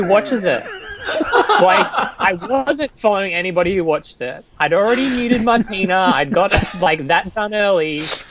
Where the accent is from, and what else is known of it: Australia